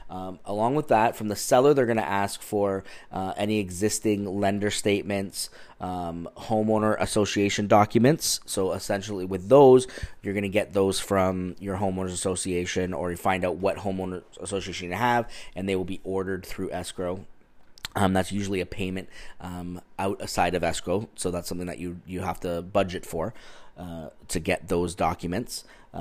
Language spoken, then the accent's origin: English; Ontario, Canada; now in California, United States; So this is something that I had to really learn about when I moved here from Ontario, Canada, because up in Ontario, we use real estate attorneys to complete the transactions.